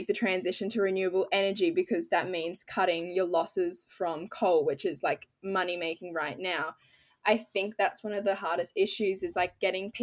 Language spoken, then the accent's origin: English; Australia; growing up in Australia, because my family's also in New Zealand